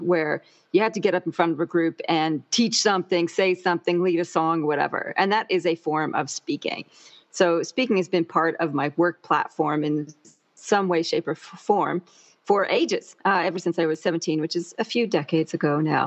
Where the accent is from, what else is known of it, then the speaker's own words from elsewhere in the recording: Canada; moved away as an adult; now in Canberra, Australia; I'm imported from Canada and in 1996. So that's the land of lakes, rivers, and maple syrup